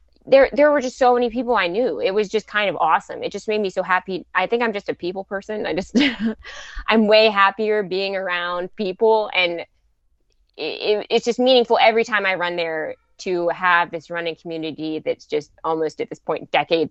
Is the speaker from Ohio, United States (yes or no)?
no; Pittsburgh, Pennsylvania, United States; you know, I'm from Pittsburgh, so I had that May 1st